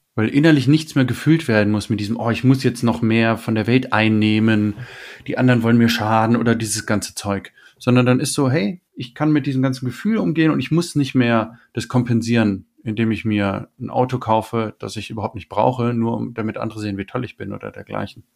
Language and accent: German; Germany; wir sind jetzt bei den Deutschland aufgewachsen